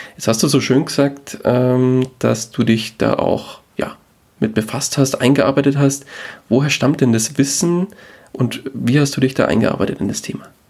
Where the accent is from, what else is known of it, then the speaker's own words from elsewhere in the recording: Bavaria, Germany; wir kommen beide aus Bayern